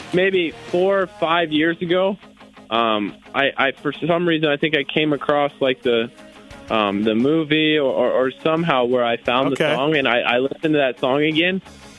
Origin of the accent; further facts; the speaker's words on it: Florida, United States; a few other kids I grew up racing with in Florida